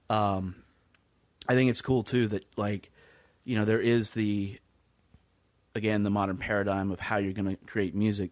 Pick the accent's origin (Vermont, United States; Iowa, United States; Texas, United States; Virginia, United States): Virginia, United States; Lynchburg; from my hometown of Lynchburg, Virginia originally